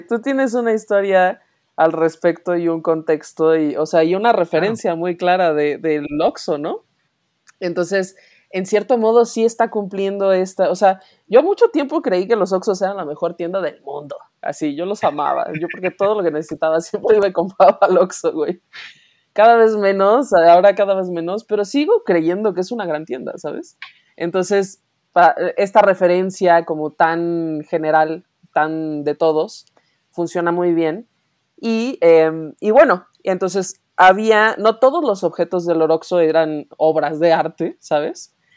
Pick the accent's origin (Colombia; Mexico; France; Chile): Mexico; León, Guanajuato; los dos somos de León